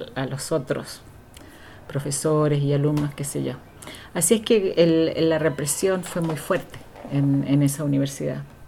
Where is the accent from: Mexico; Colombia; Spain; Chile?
Chile; Valdivia, Los Ríos; moved away as an adult; now in Vancouver, Canada; vengo del sur de Chile, de la ciudad de Valdivia